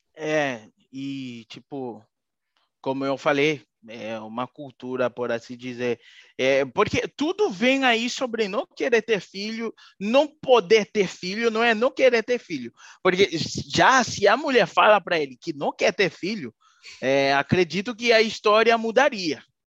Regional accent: Haiti; eu sou haitiano

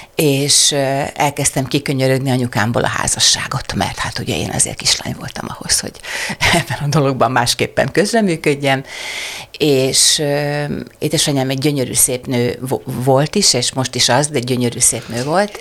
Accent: Kübekháza, Csongrád-Csanád, Hungary; also born or lived in Szeged; Én szegedi lány vagyok, Szegeden születtem, nagymamám Kübekházán, Szegedtől 18 kilométerre lévő kis falu

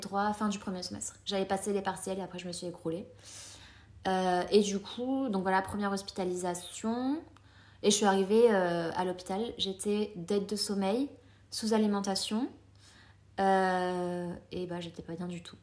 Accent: France; also born or lived in Colombia; je suis née en Colombie. et à l'âge de 3 ans, ma maman m'a amenée en France.

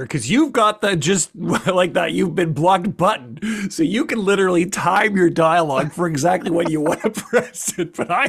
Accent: Western Canada, Canada; accent: Western Canadian; I'm Western Canadian, which is a little more neutral of an accent.

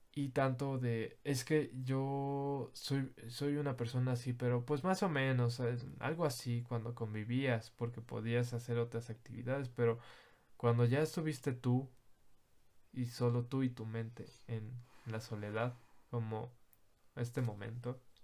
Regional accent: Mexico; Soy mexicano, no puedo cambiar que soy mexicano

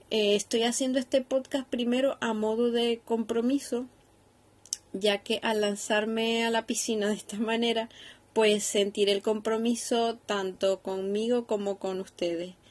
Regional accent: Venezuela; now in Seville, Spain; No soy española, vivo en Sevilla, pero soy de Venezuela. Por si mezclo palabras diferentes, eh, que sepáis que, ahora tengo un mix de venezolano con español.

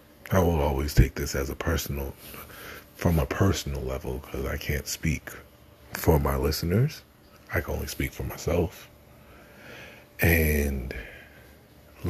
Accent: New York, United States; As a New Yorker, as a black man

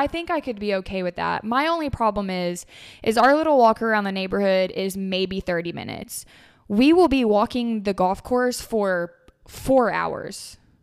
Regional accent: Tennessee, United States; moved away; I grew up in Tennessee

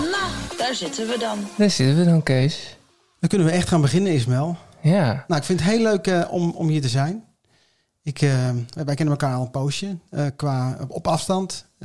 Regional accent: Utrecht, Netherlands; also born or lived in Nijmegen; ik eh, ben geboren in Nijmegen in mijn jeugd in Utrecht en omgeving terechtgekomen.

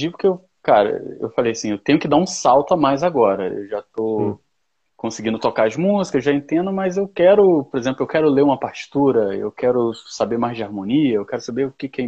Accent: Recife, Pernambuco, Brazil; now in Rio de Janeiro, Brazil; Eu sou de Recife, eu estou no Rio de Paraquedas, mas eu sou de Recife.

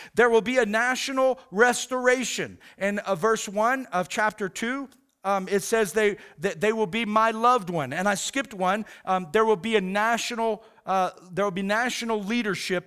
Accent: United States; American pastors

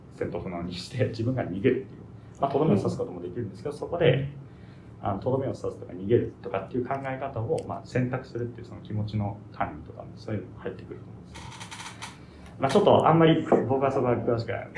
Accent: Japan; also born or lived in United States; 生まれは アメリカなんですけど、はい、でそこから5歳ぐらいまで日本にいてでそこからずっと日本に住みして、うん、もうほぼ日本人ですけど

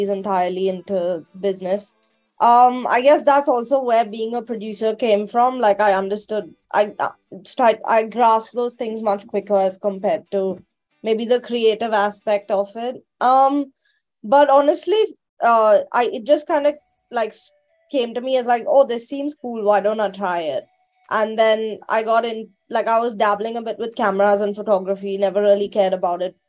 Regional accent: Mumbai, Maharashtra, India; moved away as an adult; now in United Kingdom; I'm originally from Mumbai in India, born and brought up, even have an Indian passport.

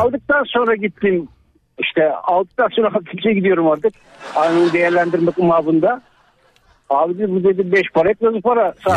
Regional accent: Tavşanlı, Kütahya, Turkey; Kütahya Tavşanlıyım.

